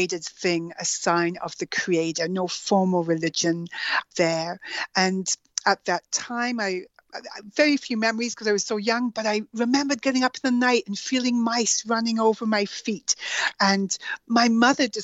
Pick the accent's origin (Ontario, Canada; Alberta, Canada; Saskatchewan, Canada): Alberta, Canada; also born or lived in Edmonton / Guyana; I grew up in Alberta, in Canada, and my first years were spent in a small community, the current population is five, called Tuatna, Alberta.